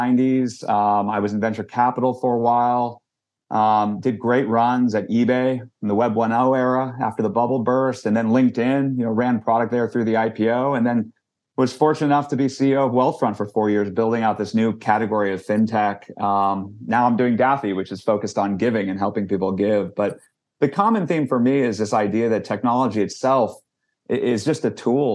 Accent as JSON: {"language": "English", "area": "Silicon Valley", "region": "California", "country": "United States", "tie": "born or raised there", "said": "I grew up in Silicon Valley, was literally born in Stanford Hospital"}